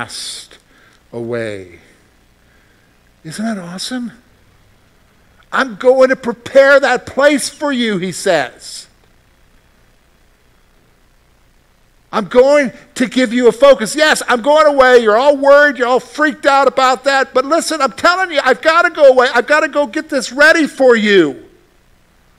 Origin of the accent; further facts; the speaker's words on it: Columbia, South Carolina, United States; moved away as an adult; I'm from the Carolinas, and I go back home to Columbia